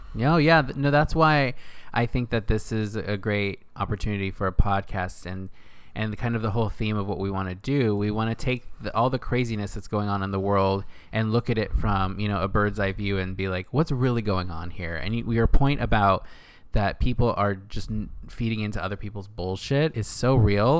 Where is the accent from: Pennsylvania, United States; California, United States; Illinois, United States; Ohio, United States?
California, United States; Northern; moved away as an adult; also born or lived in Los Angeles / New York; now in West Hollywood, United States; I'm from Northern California. Grew up there my whole life in a small little town with my family